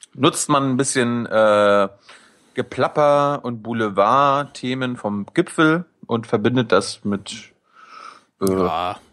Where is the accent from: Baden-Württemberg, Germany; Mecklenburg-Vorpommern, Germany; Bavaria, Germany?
Mecklenburg-Vorpommern, Germany; moved away; also born or lived in Berlin; ich komme aus, aus Mecklenburg